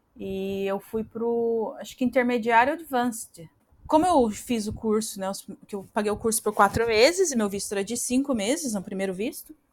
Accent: Brazil; accent: caipira; moved away as an adult; now in Australia; meu, meu sotaque ainda tá um pouco caipira

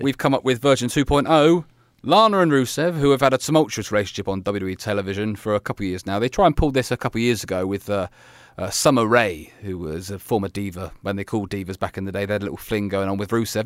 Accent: Leeds, Yorkshire and the Humber, United Kingdom; I am your host from Leeds, England

